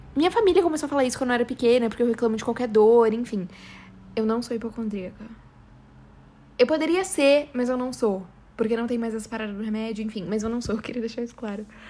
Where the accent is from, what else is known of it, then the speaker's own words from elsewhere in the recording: São Paulo, Brazil; accent: paulista; eu tenho um puta sotaque paulista